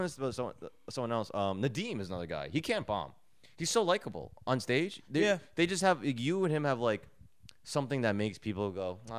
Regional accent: Edison, New Jersey, United States; now in New York, United States; I'm from Edison.

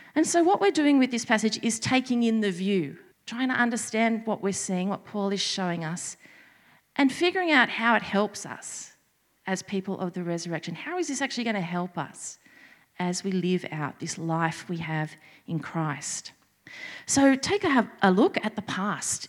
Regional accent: Sydney, New South Wales, Australia; moved away as an adult; I was born and bred in Sydney

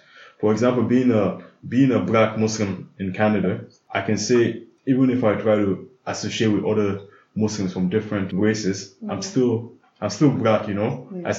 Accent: Abuja, Federal Capital Territory, Nigeria; I grew up in Abuja.

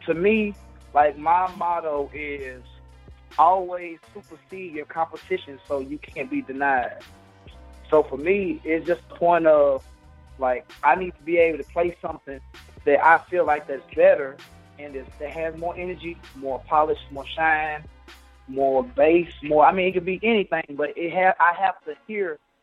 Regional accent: Nashville, Tennessee, United States; I'm from Nashville

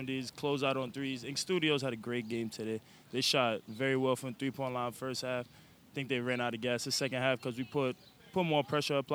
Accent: New York City, New York, United States; I was born in the Bronx.

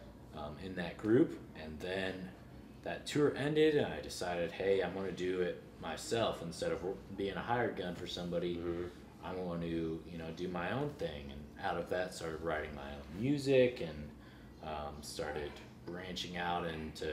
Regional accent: St. Louis, Missouri, United States; now in Nashville, United States; I'm born and raised in St. Louis, but I have lots of family here in Kansas City

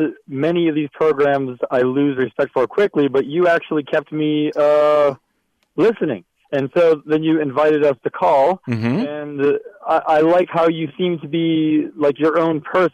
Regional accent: San Diego, California, United States; I'm from San Diego.

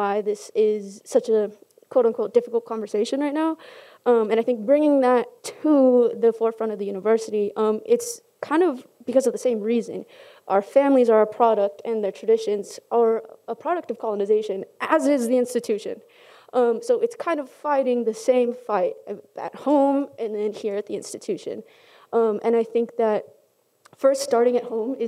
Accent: California, United States; now in Utah, United States; I'm from California, so most of us are Mexicanos or Chicanos

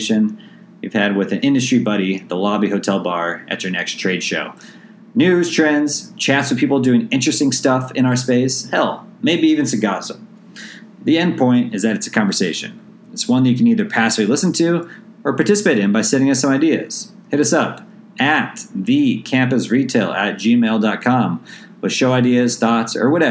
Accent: St. Louis, Missouri, United States; moved away as an adult; also born or lived in San Diego, California; after growing up in St. Louis, I moved out to San Diego State for undergrad

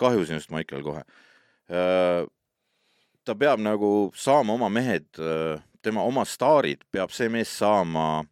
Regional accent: Estonia; mina olen muidugi eestlane

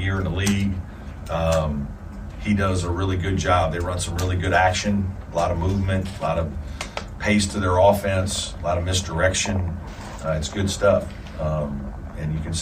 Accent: Southern Indiana, United States; now in Clemson, United States; I'm from Southern Indiana

